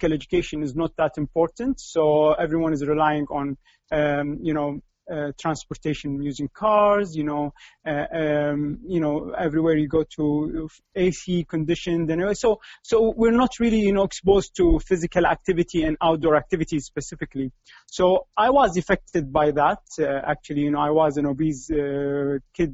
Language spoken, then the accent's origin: English; Kuwait; I'm in Kuwait. This is my hometown. I've been living there